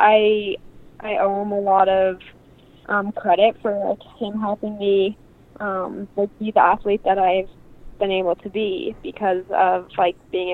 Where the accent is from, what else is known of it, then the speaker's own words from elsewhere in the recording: Park City, Utah, United States; I was born in Park City, which my parents got here in the 90s, and they just really loved the West. They grew up in the East, but wanted to raise my brother and I out here